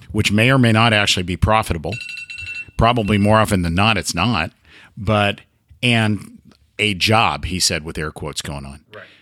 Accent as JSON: {"language": "English", "region": "Oregon", "country": "United States", "tie": "born or raised there", "also_born_or_lived": "Pendleton, Oregon", "moved": "as an adult", "lives_now": "Gainesville, United States", "said": "I was born and raised in Oregon, lived here the first 55 years of my life lived in Pendleton for 25 years."}